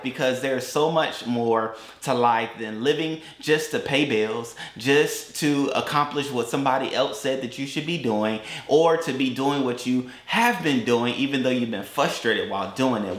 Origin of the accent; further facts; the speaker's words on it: Atlanta, Georgia, United States; moved away as an adult; also born or lived in Augusta, Georgia / Valdosta, Georgia; now in Tampa, United States; Then they moved to Atlanta